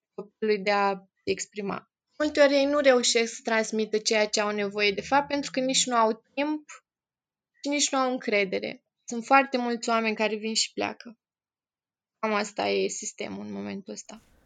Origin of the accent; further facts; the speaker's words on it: Piatra Neamț, Neamț County, Romania; moved away as an adult; now in Iași, Romania; sunt în Iași de fapt, sunt din Piatra Neamț, dar de 10 ani m-am mutat în Iași